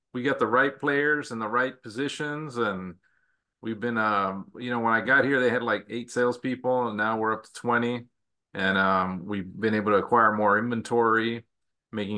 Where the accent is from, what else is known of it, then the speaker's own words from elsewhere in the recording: El Paso, Texas, United States; also born or lived in Las Vegas, Nevada; now in San Antonio, United States; I'm originally from Texas. I actually from El Paso, Texas.